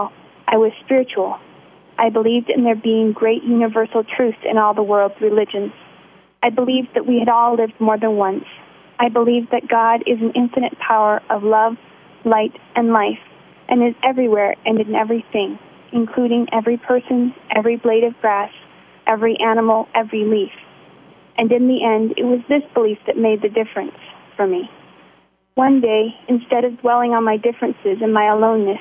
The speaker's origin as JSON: {"language": "English", "region": "Montana", "country": "United States", "said": "I'm 21 years old, and I'm from Montana"}